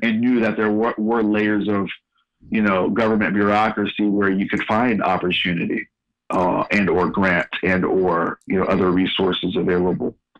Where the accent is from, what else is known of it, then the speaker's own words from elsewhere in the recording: San Francisco Bay Area, California, United States; moved away as an adult; also born or lived in Sacramento; now in Louisville, United States; I, am a Northern California native, born and raised in the San Francisco Bay Area, and been in Louisville for five years.